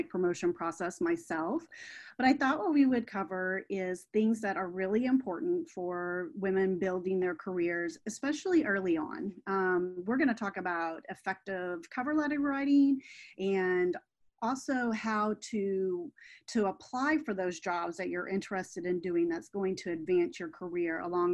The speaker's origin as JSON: {"language": "English", "region": "Midwest", "country": "United States", "tie": "born or raised there", "moved": "yes", "lives_now": "Florida, United States", "said": "I was raised in the Midwest"}